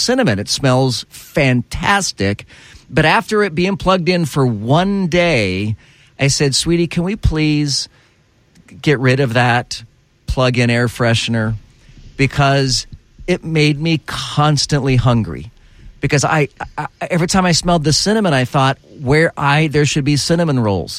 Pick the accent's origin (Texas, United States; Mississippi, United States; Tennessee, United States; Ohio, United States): Texas, United States; now in Orlando, United States; I was raised in Texas.